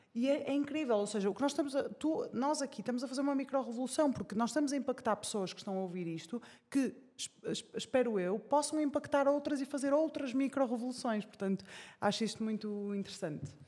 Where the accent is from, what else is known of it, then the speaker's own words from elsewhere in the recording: Porto, Norte, Portugal; sou do Porto, não é? É fácil reparar pelo meu sotaque